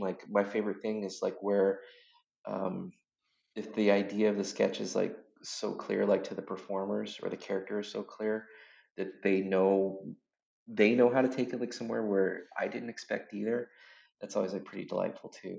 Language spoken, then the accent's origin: English; Washington, United States; I grew up in a really small town in Washington State.